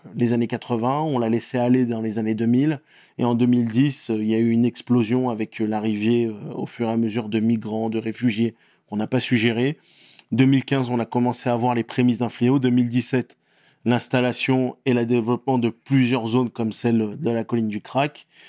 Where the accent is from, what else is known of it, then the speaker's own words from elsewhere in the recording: Antibes, Provence-Alpes-Côte d'Azur, France; moved away as an adult; also born or lived in Tunisia / Canada; now in Paris, France; Je suis né à Antibes, j'ai eu la nationalité française parce que contrairement à ce qu'on croit, on croit souvent que quand on est en France, on a la nationalité. La nationalité, je l'ai eu euh, vers 14-15 euh, ans. J'ai eu la nationalité française à 14-15 ans. J'ai très, très souvent vécu en Tunisie et on a beaucoup grandi sur la côte d'Azur